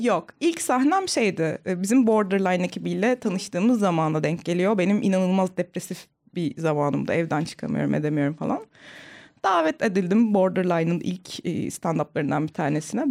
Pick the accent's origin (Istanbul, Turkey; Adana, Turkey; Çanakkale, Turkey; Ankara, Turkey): Ankara, Turkey; Ankara'nın çok ücra bir yerinde büyüdüm.